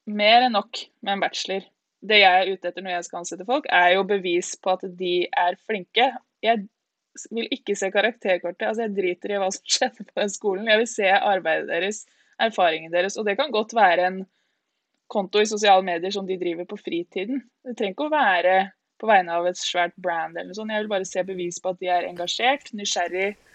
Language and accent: Norwegian; Lillehammer, Innlandet, Norway; also born or lived in Ås, Akershus, Norway; oppvokst i Ås, og så flytta vi til Lillehammer da jeg begynte i fjerde klasse, så jeg på en måte litt ah. lillehamring også.